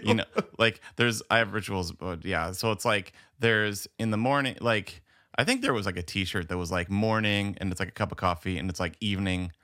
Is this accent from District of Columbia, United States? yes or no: no; Verona, Wisconsin, United States; now in Mableton, United States; we were from Verona